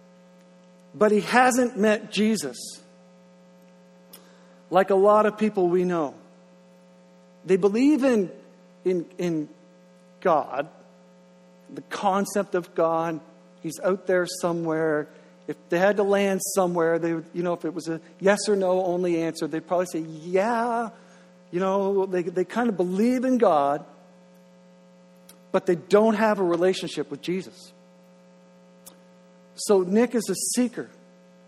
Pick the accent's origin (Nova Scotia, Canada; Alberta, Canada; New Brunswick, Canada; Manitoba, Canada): New Brunswick, Canada; Grand Manan; now in Moncton, Canada; I'm originally from Graham and Ann